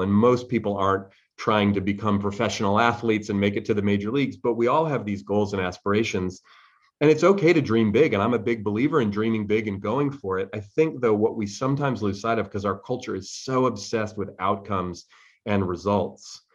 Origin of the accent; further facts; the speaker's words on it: Bay Area, California, United States; I grew up here in the Bay Area where I still live